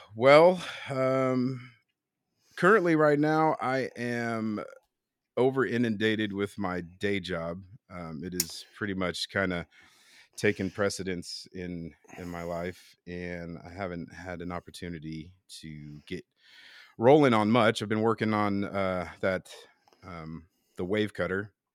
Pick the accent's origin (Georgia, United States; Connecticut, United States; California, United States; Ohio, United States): California, United States; Bay Area; I'm born and raised here in the Bay Area